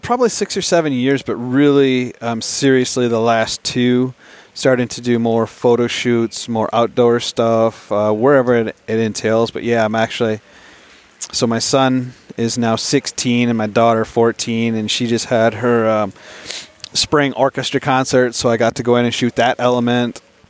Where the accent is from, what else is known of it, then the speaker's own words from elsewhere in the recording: Pennsylvania, United States; I'm from Pennsylvania